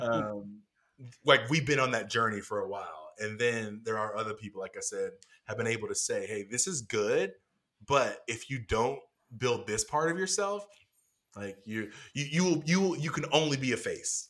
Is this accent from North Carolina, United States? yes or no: yes; North Carolina, United States; I grew up in North Carolina